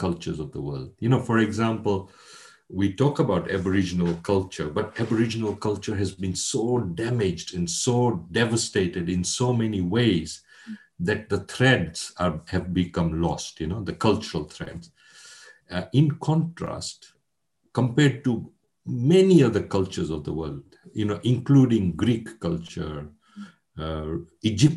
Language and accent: English; Mombasa, Mombasa County, Kenya; moved away as an adult; also born or lived in London, United Kingdom; I was born in Mombasa in Kenya. Kenya was a British colony. I was born a couple of years before independence, before Kenya became independent. And educated in Kenya. And then at the age of 18, I came to the London School of Economics in Britain